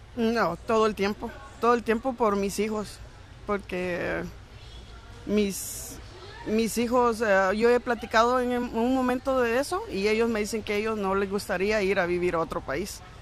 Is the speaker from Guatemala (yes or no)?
yes; Guatemala; moved away as an adult; now in United States; en mi país yo estaba dando clases, era maestra de, primaria